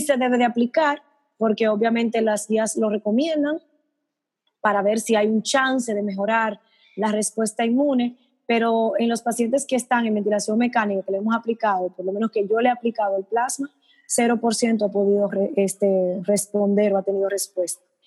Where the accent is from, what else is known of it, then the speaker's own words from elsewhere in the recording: Dominican Republic; como los dominicanos somos tan altos